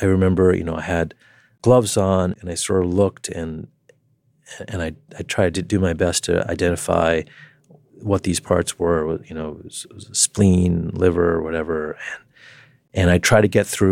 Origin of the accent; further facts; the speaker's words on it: New York, United States; in my hometown